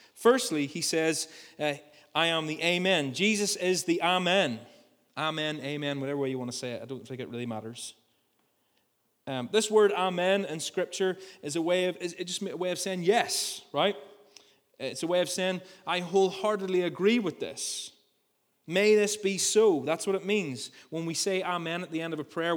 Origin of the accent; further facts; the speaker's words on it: Ballymena, Northern Ireland, United Kingdom; I grew up in the country outside Ballymena